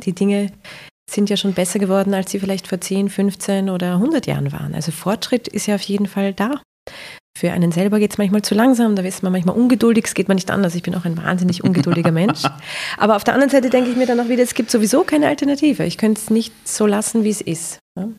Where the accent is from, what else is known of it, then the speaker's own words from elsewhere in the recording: Vienna, Austria; Ich komme aus Simmering